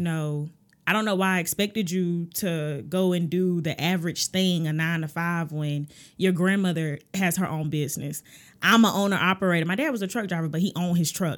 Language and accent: English; Augusta, Georgia, United States; I am from Augusta, Georgia